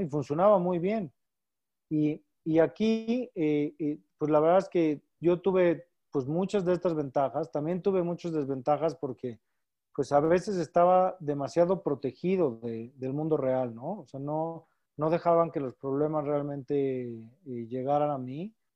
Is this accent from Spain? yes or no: no; Mexico; Toda nuestra familia está aquí en México y, sin lugar a dudas somos muy familiares. Eh, como buenos mexicanos, muéganos